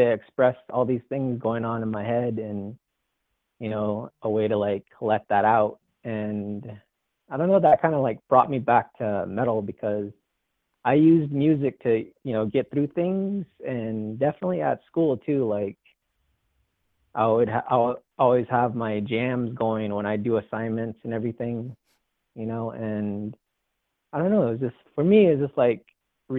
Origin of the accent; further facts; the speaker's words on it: Sanders, Arizona, United States; moved away as an adult; also born or lived in California; I went to school all the way through high school there and grew up there.